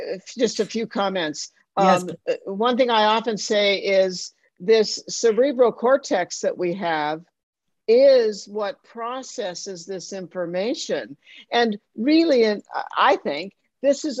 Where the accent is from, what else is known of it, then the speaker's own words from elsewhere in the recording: Colorado, United States; this Jewish girl who was born and raised in Colorado